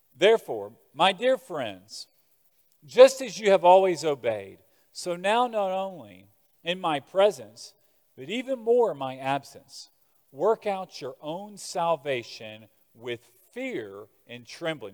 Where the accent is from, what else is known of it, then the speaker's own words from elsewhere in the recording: Birmingham, Alabama, United States; I'm from Birmingham, Alabama.